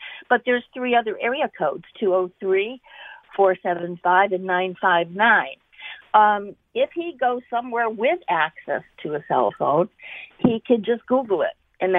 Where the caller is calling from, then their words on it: Plantsville, Connecticut, United States; from Plantsville.